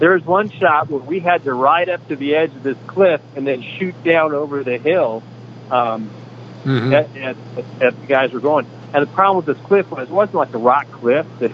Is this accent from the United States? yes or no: yes; Wisconsin, United States; moved away; I grew up in Wisconsin, but my mom, grandma's side of the family all came from Missouri